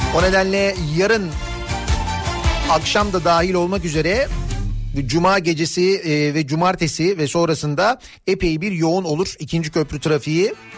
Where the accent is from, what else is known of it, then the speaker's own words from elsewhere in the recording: Istanbul, Turkey; Şimdi tecrübeli bir İstanbullu olarak